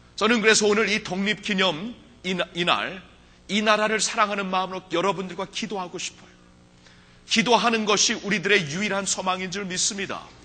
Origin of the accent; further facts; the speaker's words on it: United States; 저는 미국에서 자랐기 때문에